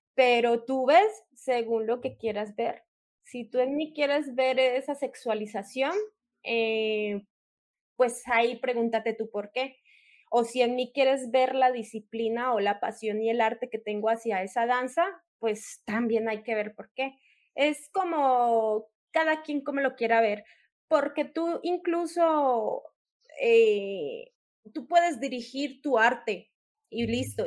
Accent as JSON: {"language": "Spanish", "country": "Colombia", "moved": "as an adult", "lives_now": "Mexico", "said": "yo soy una colombiana que reside acá en México ya hace seis años"}